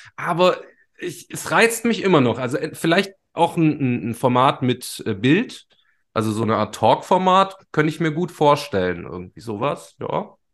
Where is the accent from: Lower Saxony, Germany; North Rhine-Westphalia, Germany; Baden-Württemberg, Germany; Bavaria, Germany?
Baden-Württemberg, Germany; Ulm; Ich hatte auch eine Jugendsendung zum Beispiel bei so einem offenen, freien Radiosender bei uns in Ulm